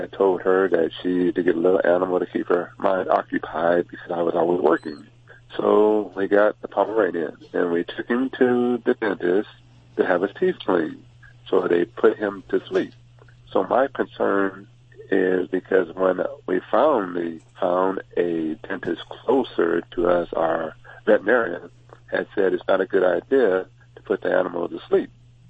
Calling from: Huntington Beach, California, United States; I'm calling from Huntington Beach.

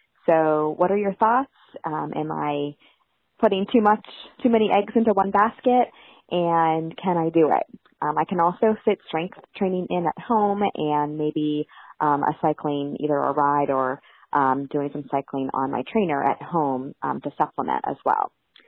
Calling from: Mountaintop, Pennsylvania, United States; I'm calling from Mountaintop, Pennsylvania, and I am a mother runner.

